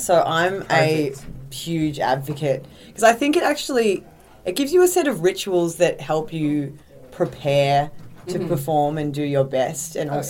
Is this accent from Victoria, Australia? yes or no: yes; Melbourne, Victoria, Australia; moved away; I'm from Melbourne, Australia.